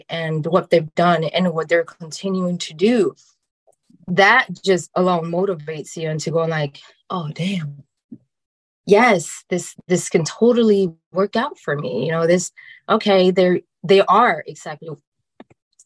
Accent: New Jersey, United States; moved away as an adult; also born or lived in North Carolina; now in California, United States; I'm originally from New Jersey

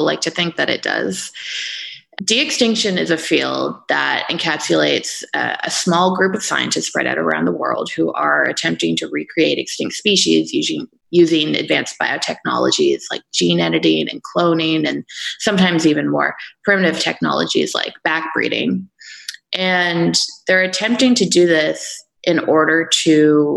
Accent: Canada; moved away as an adult; also born or lived in Denmark; my home country of Canada

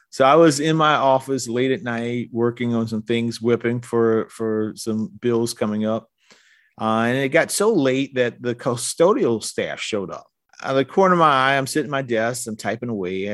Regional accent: South Carolina, United States; I'm from Mister Claverin's district.

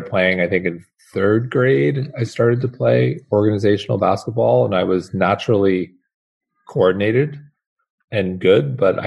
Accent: Manhasset, New York, United States; growing up in Manhasset

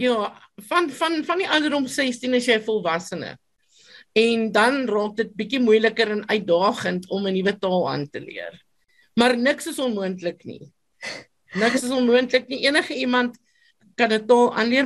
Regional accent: Free State, South Africa; first language Afrikaans and Sotho; my storie het begin in 1976 op 'n plaas in die Vrystaat en my ma was 'n onderwyseres en ek het op die plaas gebly saam met my my soeto mamma.

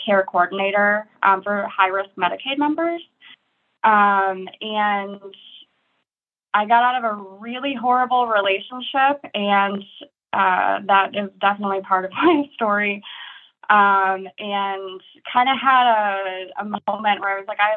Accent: Detroit, Michigan, United States; moved away as an adult; also born or lived in Alaska / Seattle; now in Pennsylvania, United States; I grew up in Michigan in Metro Detroit and lived there until I was 28

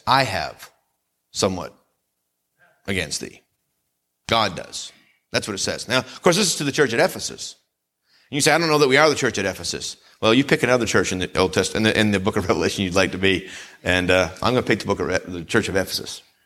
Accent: Vermont, United States; moved away; where I grew up in Vermont

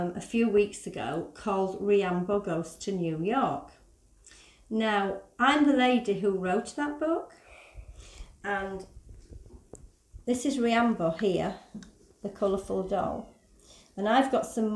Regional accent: Yorkshire and the Humber, United Kingdom; I'm from Yorkshire. So, can you understand what I'm saying? Because I talk a bit different to you, don't I?

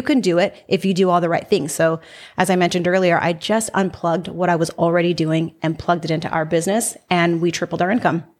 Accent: Salinas, California, United States; now in Las Vegas, United States; I'm from Salinas, California, which is Central Coast

